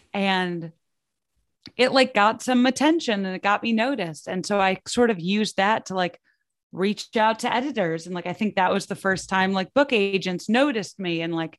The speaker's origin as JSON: {"language": "English", "region": "Midwest", "country": "United States", "said": "I never really thought that I would make it as an actual like writer just because I'm like from the Midwest and my parents are not in creative fields."}